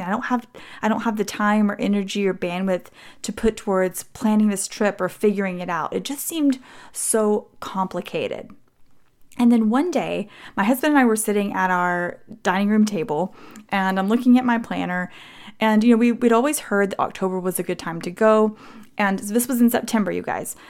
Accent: Texas, United States; I'm from Texas

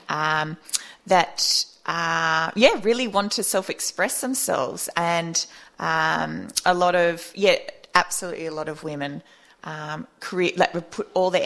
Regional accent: Australia; Australian, you know, we're from, you know, the Anglo-Saxon, we are British heritage essentially

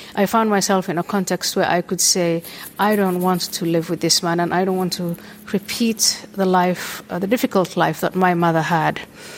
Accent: Nairobi, Kenya; English is a second language; moved away; also born or lived in Somalia / Saudi Arabia / Ethiopia; I was born in Somalia, I was born in a Muslim household, my family moved around, we lived in Saudi Arabia, we lived in Ethiopia, and then we moved to Kenya. That's where I went to part of my elementary school and high school was in Nairobi, Kenya.

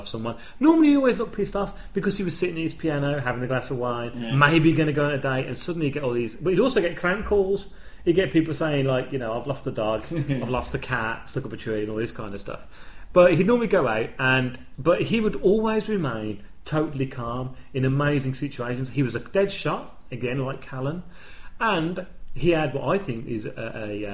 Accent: United Kingdom; we're British

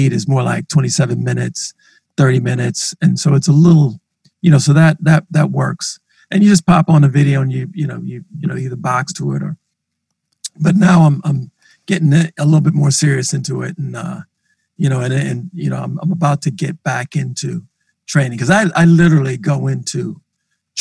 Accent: Minneapolis, Minnesota, United States; as a black man growing up in North Minneapolis

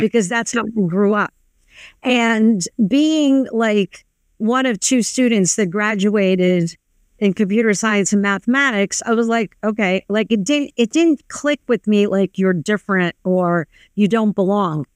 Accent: New York, United States; I grew up on the Lower East Side of New York

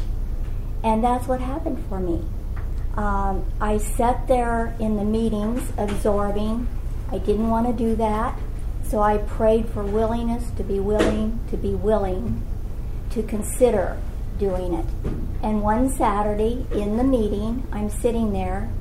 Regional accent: Colorado, United States; also born or lived in Louisiana; now in California, United States; I'm from Colorado

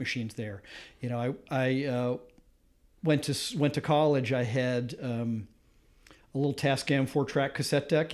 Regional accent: Grosse Pointe, Michigan, United States; moved away as an adult; now in Massachusetts, United States; I grew up just outside of Detroit in a suburb called Grosse Pointe

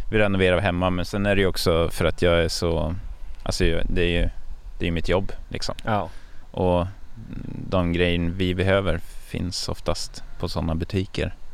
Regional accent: Stockholm, Stockholm County, Sweden; säger jag som en stockholmare här.

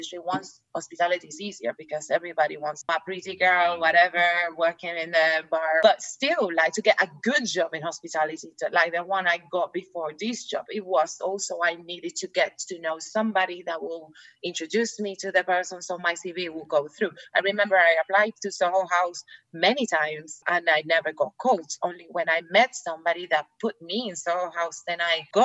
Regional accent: Puerto Rico; English is a second language; moved away as an adult; now in London, United Kingdom; Puerto Rico

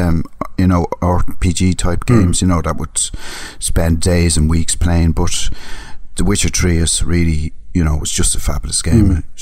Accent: Ireland; I am Irish.

